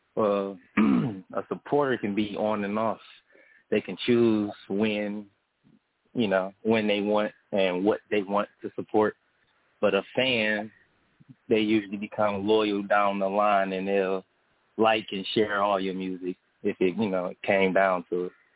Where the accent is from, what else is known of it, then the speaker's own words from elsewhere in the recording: Detroit, Michigan, United States; I'm from Detroit